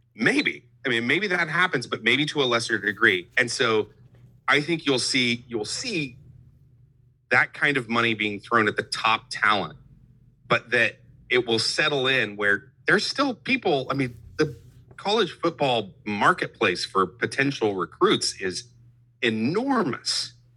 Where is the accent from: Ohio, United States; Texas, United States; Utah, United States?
Texas, United States; Abilene; now in Houston, United States; I grew up in Abilene, so I'm a Dallas sports fan